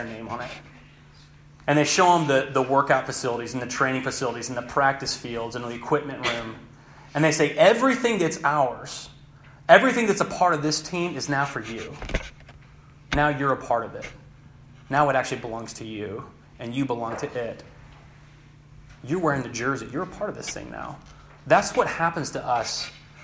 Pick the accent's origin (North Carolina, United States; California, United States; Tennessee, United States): Tennessee, United States; Knoxville; moved away; I'm from Knoxville, Tennessee